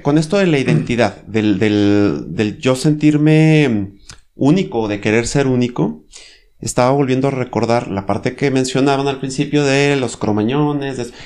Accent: Mexico; Aquí, por ejemplo, en México

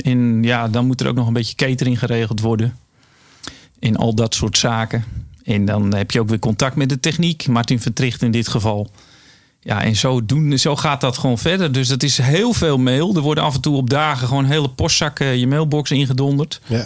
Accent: Edam, North Holland, Netherlands; oorspronkelijk kom ik uit Edam.

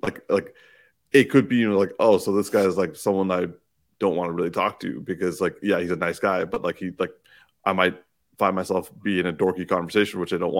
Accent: Newark, New Jersey, United States; yo, we're both Newark people, like something like the fact that like we're both from Newark and here we are

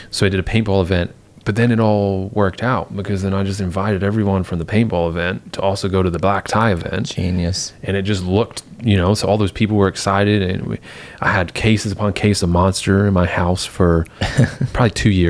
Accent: England, United Kingdom; growing up in England, I was doing that from like 12.

